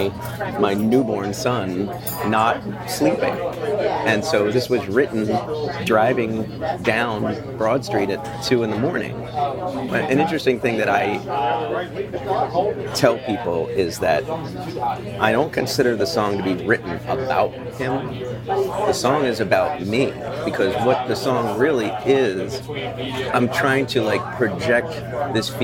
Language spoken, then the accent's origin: English; Delaware, United States; also born or lived in Philadelphia, Pennsylvania; now in Philadelphia area, United States; I was born here, but I did not grow up here. I grew up in Delaware.